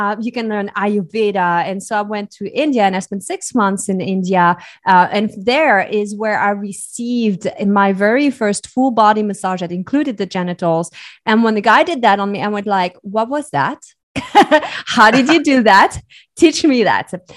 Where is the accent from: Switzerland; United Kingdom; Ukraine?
Switzerland; So I was born and raised in Switzerland.